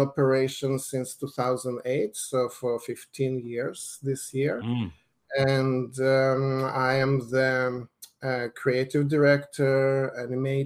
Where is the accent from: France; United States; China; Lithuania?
Lithuania; moved away; I grew up in Lithuania